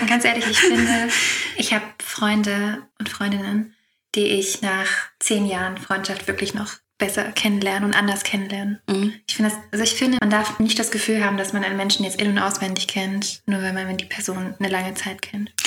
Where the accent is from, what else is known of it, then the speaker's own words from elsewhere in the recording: Heilbronn, Baden-Württemberg, Germany; now in Vienna, Austria; Ich komme auch ursprünglich aus Heilbronn. Ich bin nur nach Wien gezogen